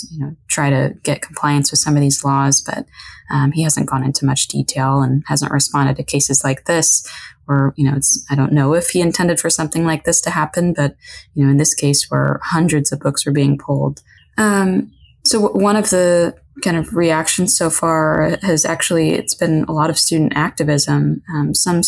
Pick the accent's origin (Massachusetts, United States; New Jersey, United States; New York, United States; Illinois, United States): Illinois, United States; Chicago suburbs; moved away as an adult; now in Texas, United States; I'm from the Chicago suburbs.